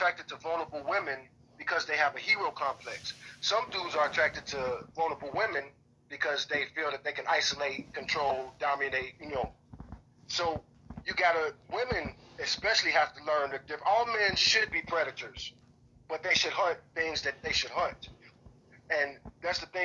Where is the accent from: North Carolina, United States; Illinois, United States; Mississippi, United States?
Illinois, United States; Chicago; now in Texas, United States; I grew up in Chicago, the urban jungle